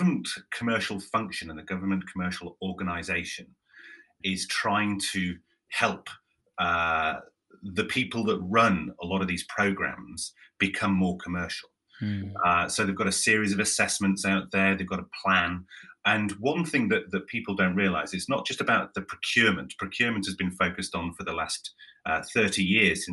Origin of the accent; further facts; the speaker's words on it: Yorkshire and the Humber, United Kingdom; I'm from Yorkshire.